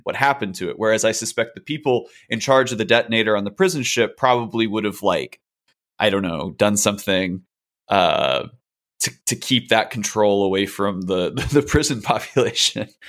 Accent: Chicago, Illinois, United States; As a Chicagoan

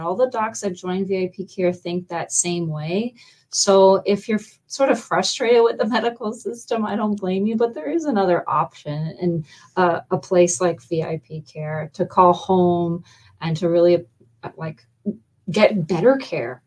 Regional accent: Canada; moved away as an adult; now in Fort Myers, United States; I'm actually from Canada.

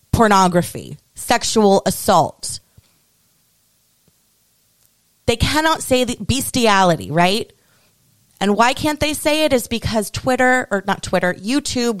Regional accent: United States; as an American

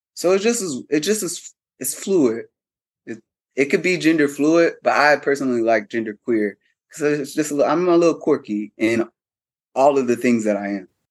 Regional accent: Cincinnati, Ohio, United States; moved away as an adult; also born or lived in Atlanta, Georgia; prior to moving to Atlanta, I'm from Cincinnati, Ohio.

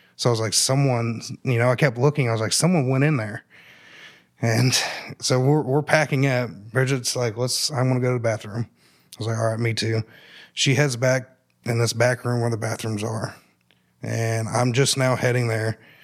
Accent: Columbus, United States; I grew up here in Columbus.

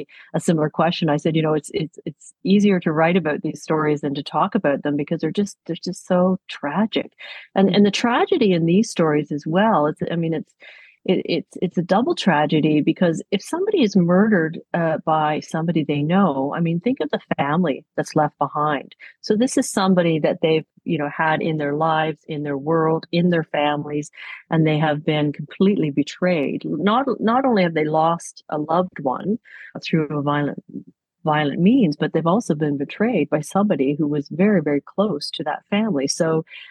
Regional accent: Toronto, Ontario, Canada; I grew up in Toronto

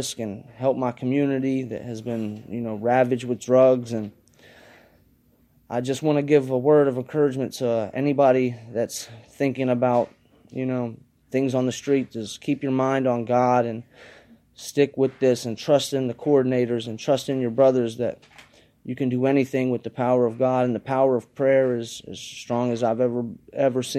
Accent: Columbus, Ohio, United States; I'm from Columbus, Ohio

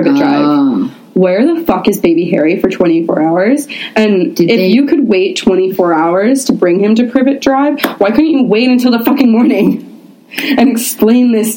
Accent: Canada; we're Canadian

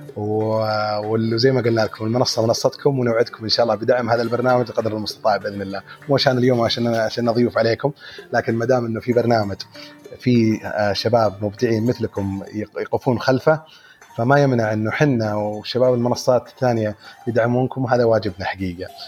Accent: Saudi Arabia; عندنا في السعوديه

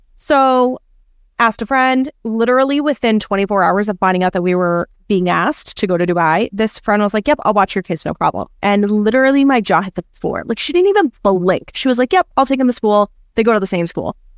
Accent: Canada; now in United States; me being Canadian

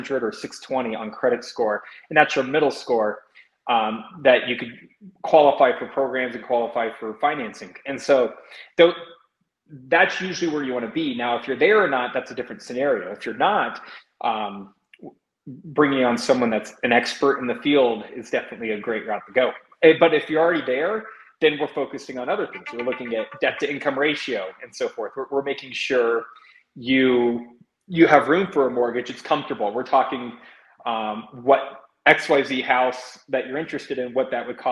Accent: Indiana, United States; now in Colorado, United States; Originally, I'm from the state of Indiana.

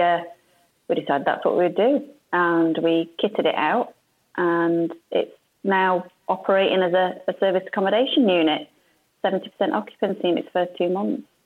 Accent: Yorkshire and the Humber, United Kingdom; moved away as an adult; now in Sheffield, United Kingdom; I'm originally from West Yorkshire

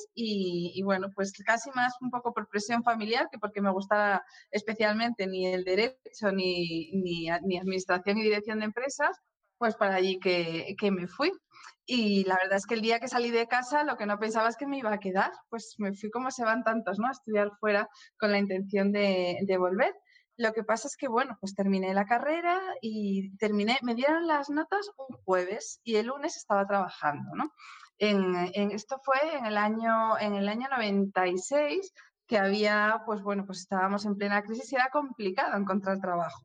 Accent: Oviedo, Asturias, Spain; moved away as an adult; also born or lived in Madrid; Yo nací en Oviedo, sí, sí, me crié en Oviedo, estudié en Oviedo y, hasta los 18 años

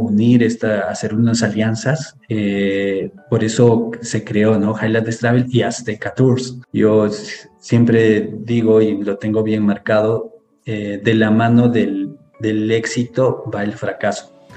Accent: Cusco, Peru; yo vengo de la ciudad de Cusco, Perú, muy cerca a Machu Picchu

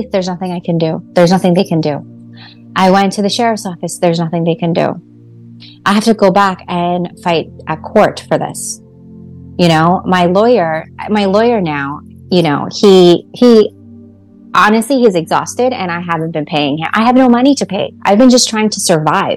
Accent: Canada; moved away; also born or lived in Atlantic City; I'm a Canadian

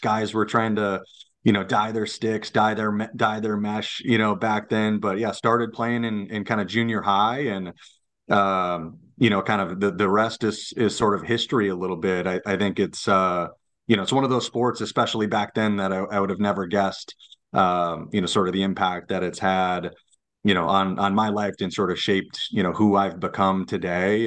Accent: Lakeville, Minnesota, United States; I'm a Lakeville guy, so I grew up in Lakeville

